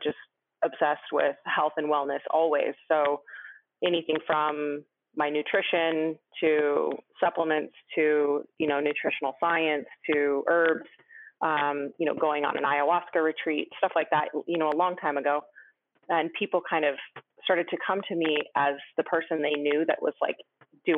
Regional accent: Rainier Valley, Washington, United States; moved away; also born or lived in Brooklyn; I grew up in Washington in the Rainier Valley

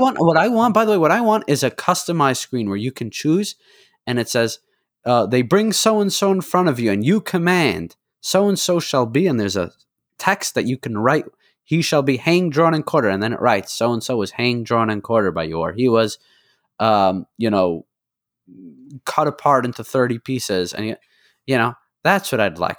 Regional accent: United States; as an American

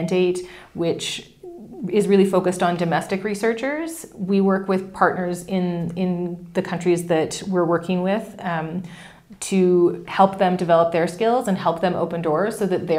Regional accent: Canada; being a Canadian

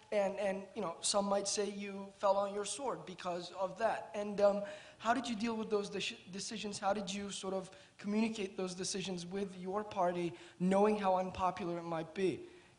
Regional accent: Turkey; moved away; I am from Turkey. I'm a sophomore at the college

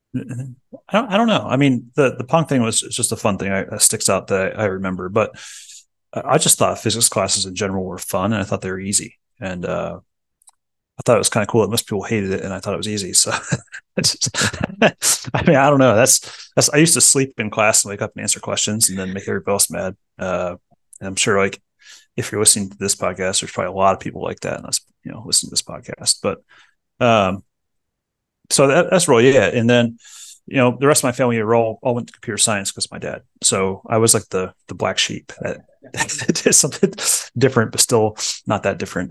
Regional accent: Medway, Ohio, United States; I was born in Medway, Ohio, which is Dayton area

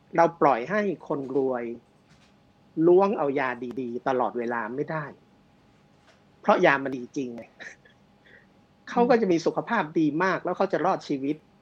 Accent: Bangkok, Thailand; ผมเป็นคนกรุงเทพ

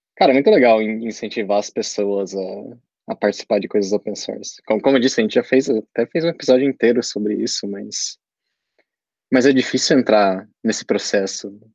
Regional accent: Brazil; eu sou brasileiro

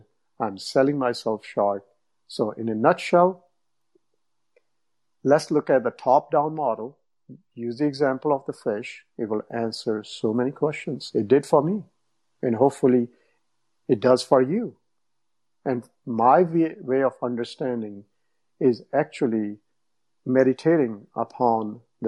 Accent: India; English is a second language; moved away as an adult; also born or lived in Toronto, Canada / Windsor, Canada; now in United States; I grew up in India, but then I've been in North America for, I don't know, 25 years.

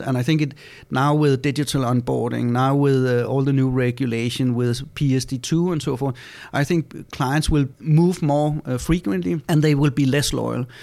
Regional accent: Denmark; we're from Denmark, so in Denmark we have Lego.

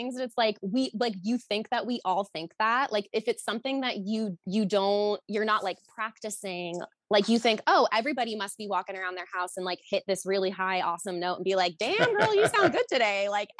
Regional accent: New Jersey, United States; also born or lived in Rhode Island / Boston; No, I am from New Jersey, Rhode Island, Boston. So East Coast girl.

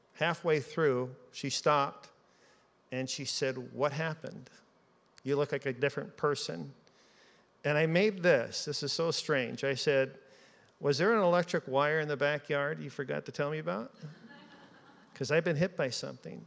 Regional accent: Seattle, Washington, United States; moved away; also born or lived in Alaska; as a child growing up in Seattle

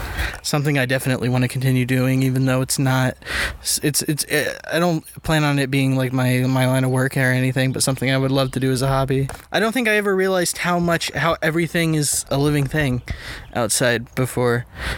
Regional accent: Aledo, Illinois, United States; I'm from Aledo, which is like 30 minutes from here.

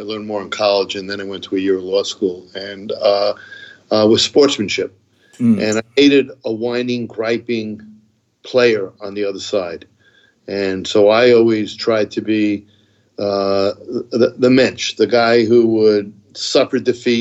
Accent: New Rochelle, New York, United States; moved away as an adult; also born or lived in Columbus, Ohio; now in Stamford, United States; I grew up in New Rochelle, New York, Westchester County

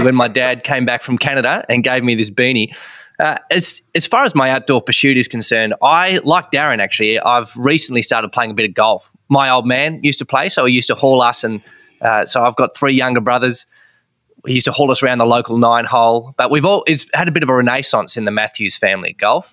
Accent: Hobart, Tasmania, Australia; we, we would call ourselves Hobartians

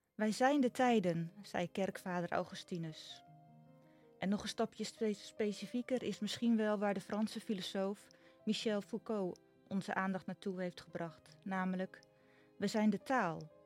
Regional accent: Nijkerk, Gelderland, Netherlands; born or raised there; now in Noord-Veluwe, Netherlands

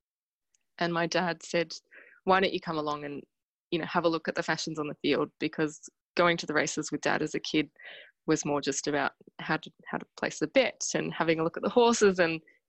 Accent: Canberra, Australian Capital Territory, Australia; now in Melbourne, Australia; I'm from Canberra

